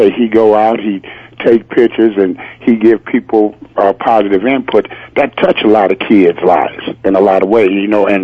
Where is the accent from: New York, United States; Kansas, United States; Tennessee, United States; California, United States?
California, United States; Compton; I grew up in Compton, California